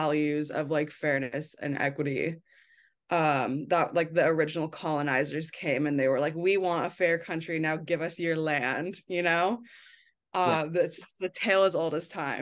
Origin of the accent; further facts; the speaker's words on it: United States; moved away; as an American who's not living in the United States